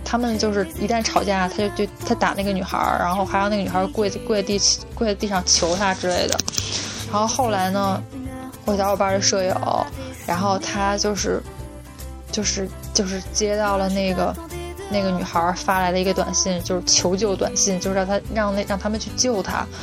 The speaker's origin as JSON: {"language": "Chinese", "region": "Beijing", "country": "China", "moved": "yes", "said": "我们北京人"}